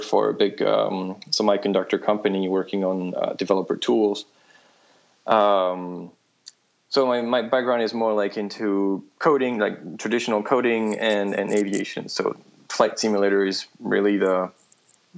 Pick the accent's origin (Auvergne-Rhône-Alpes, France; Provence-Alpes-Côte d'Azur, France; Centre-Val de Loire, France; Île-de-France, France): Auvergne-Rhône-Alpes, France; Lyon; moved away; I grew up in France, in Lyon